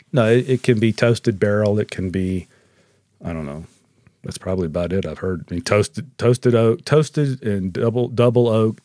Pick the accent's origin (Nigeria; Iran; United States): United States; as American consumers